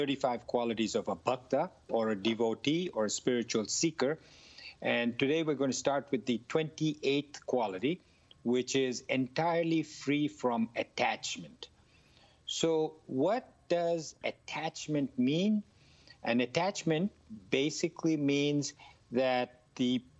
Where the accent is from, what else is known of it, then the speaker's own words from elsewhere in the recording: India; I grew up in India